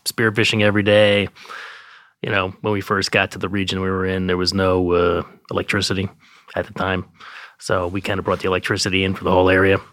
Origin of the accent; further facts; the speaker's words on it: New York, United States; I grew up in Manhattan